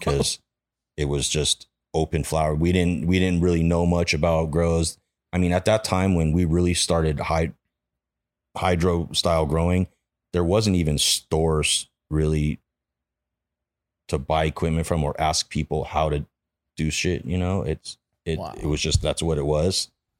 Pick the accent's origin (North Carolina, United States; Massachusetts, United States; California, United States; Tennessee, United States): California, United States; Granada Hills; Yeah, I grew up in the Valley, in like Granada Hills.